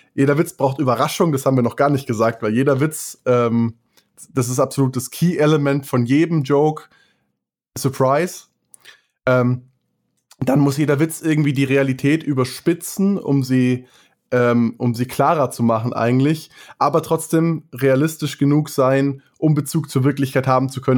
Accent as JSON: {"language": "German", "area": "Munich area", "region": "Bavaria", "country": "Germany", "said": "wir sind ja aus dem Münchner Raum"}